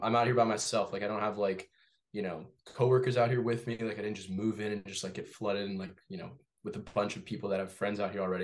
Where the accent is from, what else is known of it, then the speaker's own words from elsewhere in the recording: Torrance, California, United States; moved away as an adult; now in Massachusetts, United States; I grew up in Torrance, California.